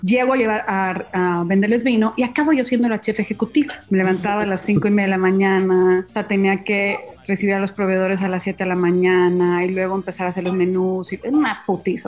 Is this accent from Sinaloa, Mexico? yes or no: yes; Mazatlán, Sinaloa, Mexico; moved away as an adult; now in Mexico City, Mexico; Yo no soy de aquí, soy de Mazatlán, Sinaloa